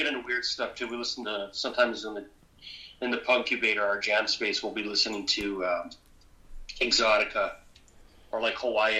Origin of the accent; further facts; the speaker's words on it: Edmonton, Alberta, Canada; I'm born and raised in Edmonton, so I'm an Oilers fan.